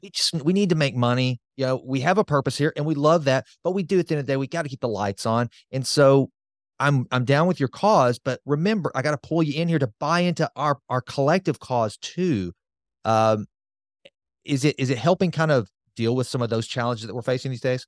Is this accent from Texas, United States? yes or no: yes; Sulphur Springs, Texas, United States; I'm just a bumpkin from Sulphur Springs, Texas, a town of fourteen thousand five hundred.